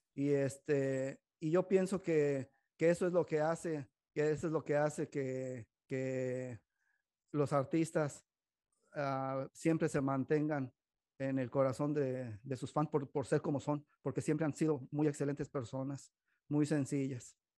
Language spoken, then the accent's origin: Spanish; Mexico; now in Modesto, United States; nosotros como mexicanos